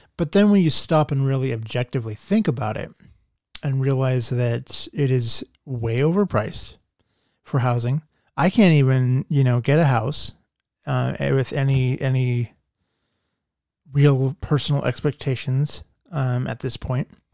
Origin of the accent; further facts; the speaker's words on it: Nampa, Idaho, United States; also born or lived in Boise, Idaho; Nampa is my hometown.